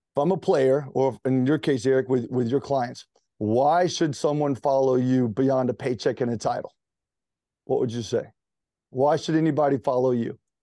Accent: Greenville, South Carolina, United States; moved away as an adult; also born or lived in Charleston, South Carolina; now in Charlotte, United States; I was from Greenville, South Carolina, the upstate

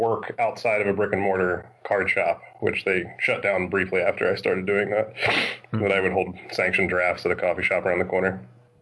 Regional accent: Roswell, Georgia, United States; I'm a judge from Roswell, Georgia.

